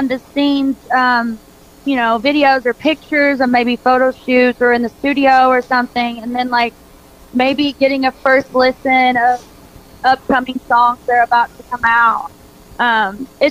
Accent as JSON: {"language": "English", "region": "Kentucky", "country": "United States", "moved": "yes", "lives_now": "Nashville, United States", "said": "I'm from Kentucky, like I said, and everyone in Kentucky is a basketball fan. And I grew up watching a lot of basketball"}